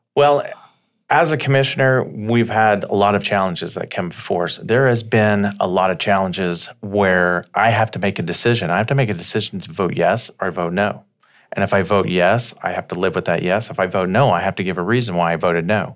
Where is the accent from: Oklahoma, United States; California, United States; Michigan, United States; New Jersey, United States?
Oklahoma, United States; Slaughterville; I grew up in Slaughterville, Oklahoma